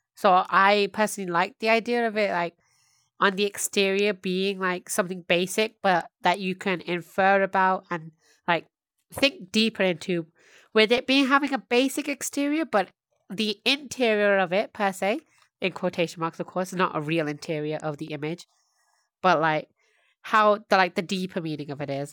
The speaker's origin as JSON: {"language": "English", "country": "United Kingdom", "said": "British of me"}